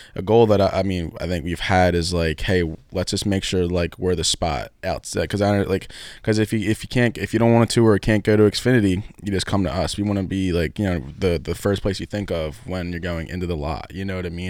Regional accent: Philadelphia, Pennsylvania, United States; I grew up in Northeast, Northeast Philly

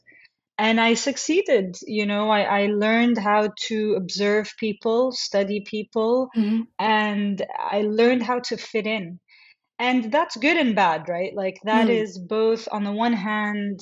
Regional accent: Jeddah, Makkah Province, Saudi Arabia; I grew up in Jeddah, Saudi Arabia, the second largest city in Saudi.

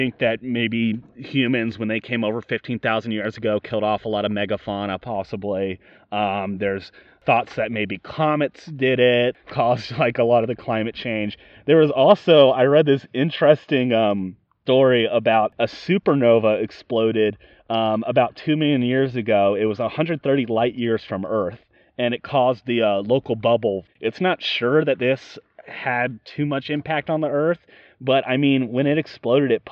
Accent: Yorktown, Virginia, United States; we're from Yorktown here.

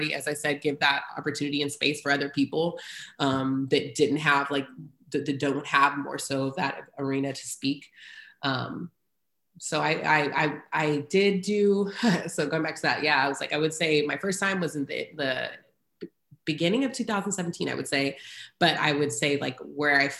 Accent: Houston, Texas, United States; also born or lived in Great Bend, Kansas; now in Austin, United States; I grew up in Houston, very diverse.

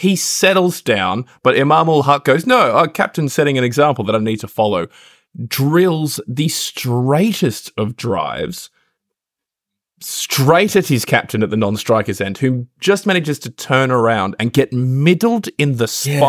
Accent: New South Wales, Australia; I'm from the Hunter. We do mine a lot.

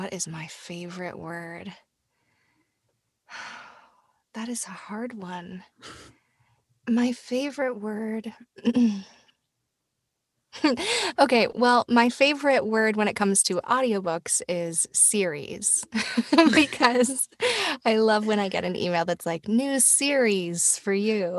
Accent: Tennessee, United States; Right. I'm from Tennessee, which is very close to Georgia. But yeah, I grew up in Tennessee.

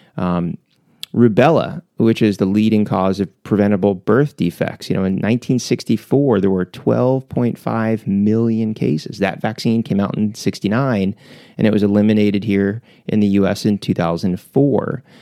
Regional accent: Philadelphia, Pennsylvania, United States; we grew up in Philly.

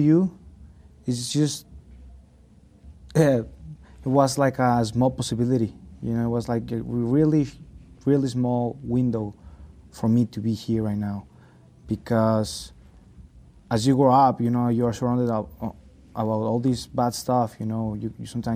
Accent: Hidalgo del Parral, Chihuahua, Mexico; now in United States; my mom, dad, and my sister, they're in my hometown, Parral.

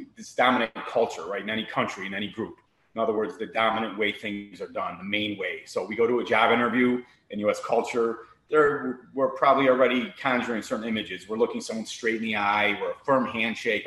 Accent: Chicago, Illinois, United States; also born or lived in Miami, Florida; now in Naples, United States; I'm born and raised in Chicago

